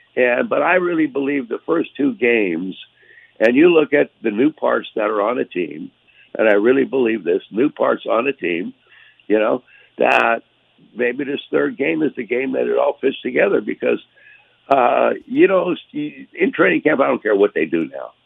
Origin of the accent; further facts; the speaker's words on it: Erie, Pennsylvania, United States; moved away as an adult; also born or lived in Florida; Those were the teams in in the area that I uh, grew up from that were the you know were the favorites of all the people in Erie